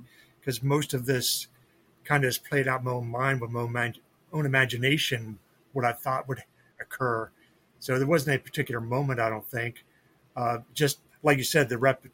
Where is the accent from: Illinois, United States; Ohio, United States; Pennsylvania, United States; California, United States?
Pennsylvania, United States; York; also born or lived in Enola, Pennsylvania; I grew up in York, which is about 30 minutes from where I'm at right now. So yeah, Pennsylvania, born and bred and lived here all my life so far